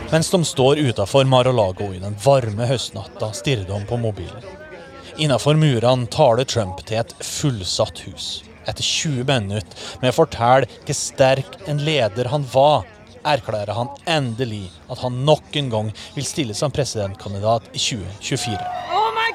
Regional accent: Norway; sjøl som nordmann

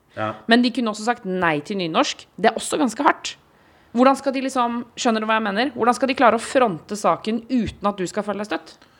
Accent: Eastern Norway, Norway; der hvor jeg har vokst opp, eh, på Østland, tjukkeste Østlandet

